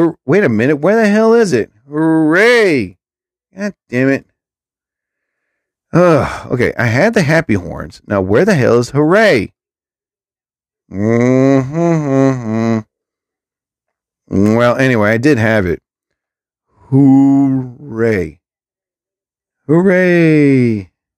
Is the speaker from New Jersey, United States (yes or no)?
yes; New Jersey, United States; I'm from New Jersey. Atlantic City is like an hour away from me